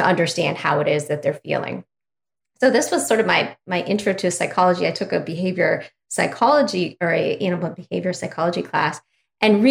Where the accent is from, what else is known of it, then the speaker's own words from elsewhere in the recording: Ohio, United States; I'm from Ohio, little town in Ohio